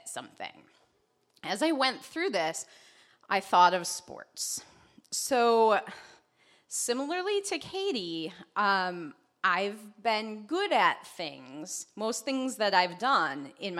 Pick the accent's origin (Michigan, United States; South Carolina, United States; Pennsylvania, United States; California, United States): Michigan, United States; Traverse City; I grew up in Traverse